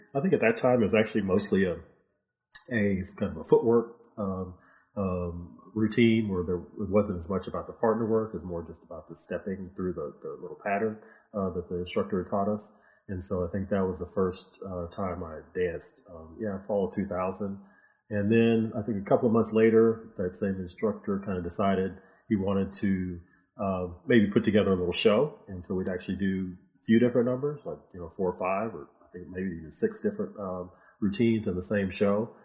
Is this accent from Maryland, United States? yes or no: no; Houston, Texas, United States; also born or lived in Michigan; mostly in Houston. Uh, yeah, I was born in, in Michigan, but uh, since I was six years old, I've been in Houston